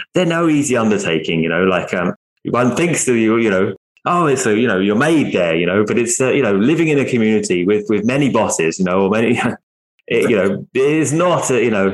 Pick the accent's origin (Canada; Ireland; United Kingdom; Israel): United Kingdom; Essex, East of England; I was from Essex. You know, it's more of a working class area